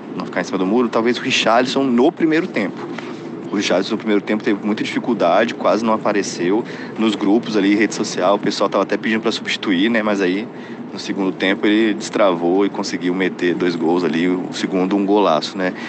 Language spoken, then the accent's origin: Portuguese; Brazil; now in Qatar; eu sou brasileiro